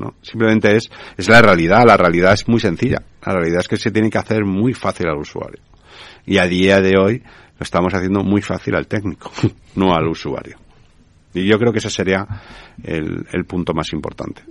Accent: Spain

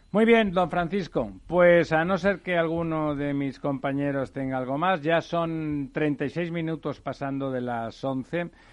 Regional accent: Barcelona, Catalonia, Spain; mi ciudad natal, eh, Barcelona

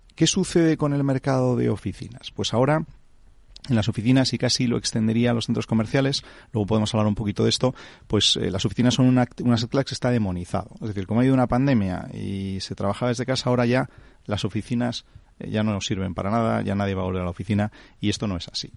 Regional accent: Santander, Cantabria, Spain; yo soy de Santander

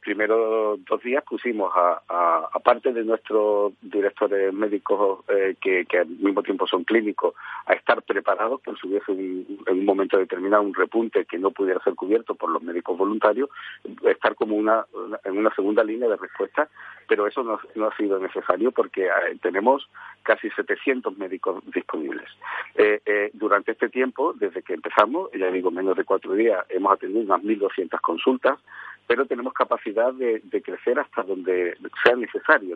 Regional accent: Spain

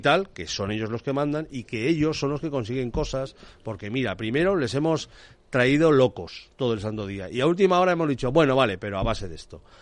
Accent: Castilla-La Mancha, Spain; yo soy manchego

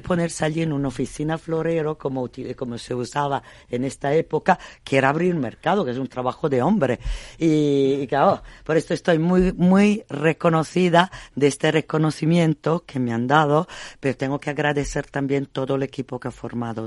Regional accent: Bologna, Emilia-Romagna, Italy; Spanish is a second language; now in Spain; Yo vengo de Bolonia, soy emiliana

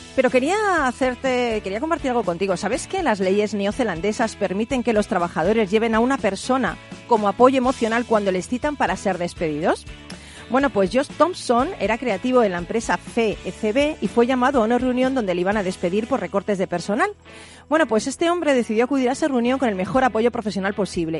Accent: Madrid, Community of Madrid, Spain; mi tierra es Madrid, pero Cádiz para mí la llevo en el alma

